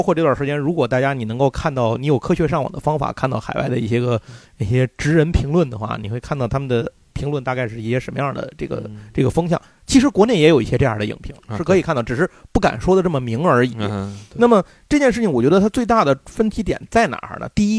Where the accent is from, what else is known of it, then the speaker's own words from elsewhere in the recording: China; 我中国人掏钱拍